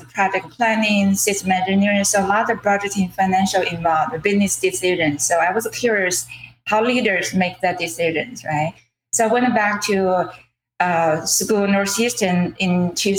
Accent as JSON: {"language": "English", "country": "China", "second_language": "English", "moved": "as an adult", "lives_now": "Cambridge, United States", "said": "I'm an immigrant from China. I moved to US about 21 years ago"}